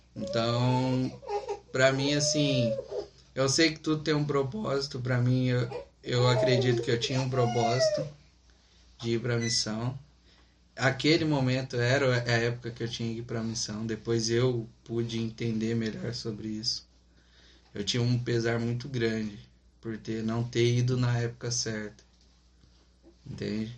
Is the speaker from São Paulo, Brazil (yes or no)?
yes; interior of São Paulo, Brazil; moved away; Somos do interior de São Paulo